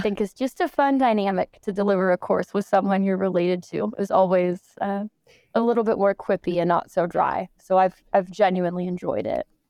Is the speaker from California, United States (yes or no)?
yes; Los Angeles, California, United States; also born or lived in Michigan; I am born and raised in Los Angeles, California, here in the United States